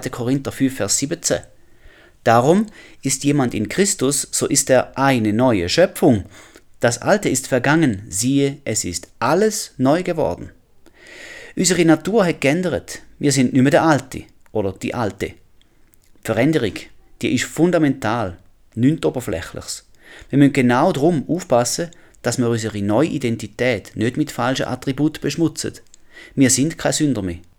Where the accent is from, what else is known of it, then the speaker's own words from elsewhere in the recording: Switzerland; moved away; Ich komme aus der Schweiz. Ich habe einen Schweizer Pass.